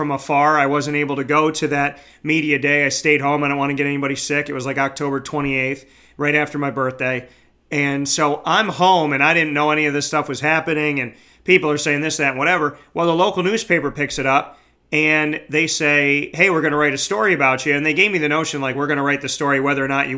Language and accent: English; Syracuse, New York, United States; it's my hometown